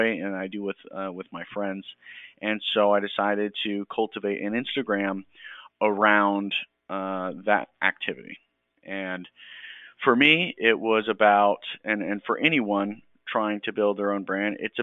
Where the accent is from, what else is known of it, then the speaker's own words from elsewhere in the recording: Georgia, United States; moved away as an adult; I grew up in Georgia, grew up in a Navy family. However, my dad was out by the time I was born.